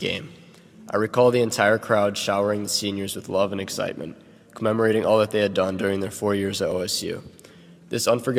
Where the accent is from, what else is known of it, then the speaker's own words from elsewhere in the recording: Toledo, Ohio, United States; I'm from Toledo, Ohio